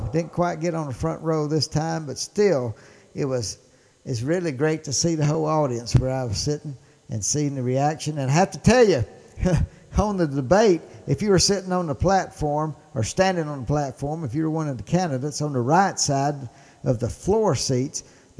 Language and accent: English; Mississippi, United States; accent: Mississippi; I can say it pretty good with my Mississippi accent.